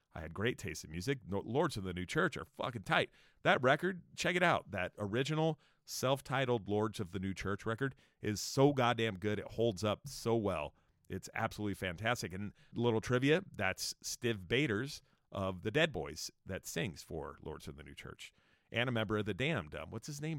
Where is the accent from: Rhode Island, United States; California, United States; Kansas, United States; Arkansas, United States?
California, United States; Escondido; my hometown of Escondido